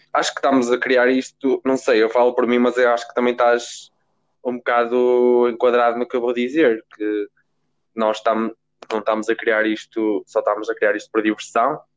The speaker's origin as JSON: {"language": "Portuguese", "town": "Guimarães", "region": "Braga", "country": "Portugal", "said": "sou de Guimarães, tenho 17 anos"}